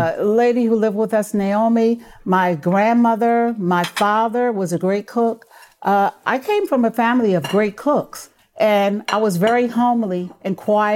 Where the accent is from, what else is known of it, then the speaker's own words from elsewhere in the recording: Philadelphia, Pennsylvania, United States; I think we're just special Philadelphians. And 52nd, 58th, 57th, we all grew up like great.